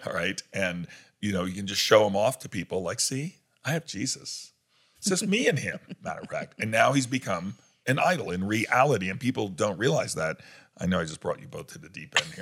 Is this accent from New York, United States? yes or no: yes; New York, United States; moved away; I grew up in New York